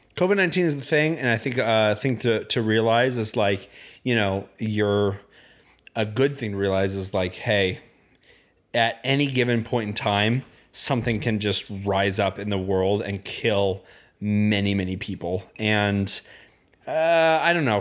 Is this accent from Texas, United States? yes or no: no; Indiana, United States; I grew up in Indiana.